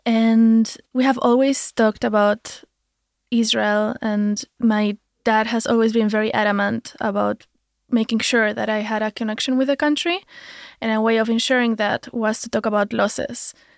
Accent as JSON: {"language": "English", "country": "Spain", "tie": "born or raised there", "said": "I grew up in Spain."}